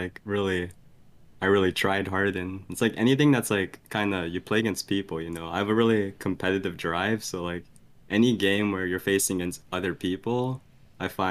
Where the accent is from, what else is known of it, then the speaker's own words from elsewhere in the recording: Vancouver, British Columbia, Canada; I was born and raised in Vancouver, BC